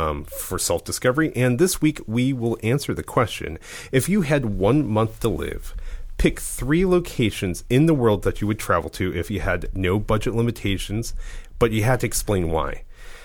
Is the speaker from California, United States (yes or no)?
no; Ohio, United States; moved away; I am from Ohio.